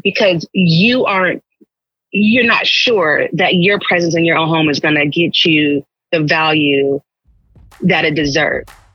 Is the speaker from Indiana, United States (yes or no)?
no; Los Angeles, California, United States; moved away as an adult; also born or lived in Marin County, California; now in Marin City, United States; I actually grew up in Los Angeles